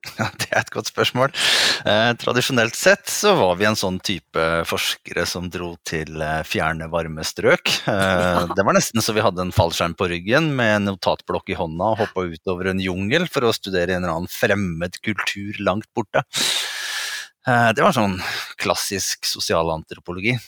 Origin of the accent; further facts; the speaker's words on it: Norway; vi i Norge